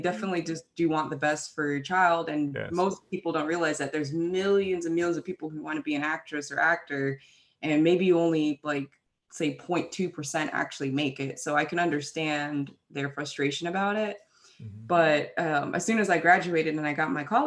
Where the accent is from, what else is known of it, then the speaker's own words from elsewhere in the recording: London, United Kingdom; now in United States; I actually am from England. I was actually born in Fulham, London, England.